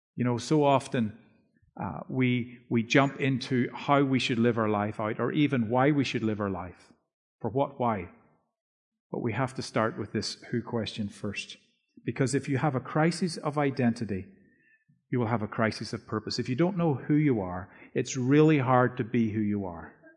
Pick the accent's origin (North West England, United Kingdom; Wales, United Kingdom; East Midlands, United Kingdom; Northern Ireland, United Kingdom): Northern Ireland, United Kingdom; moved away; my wife and I grew up in Northern Ireland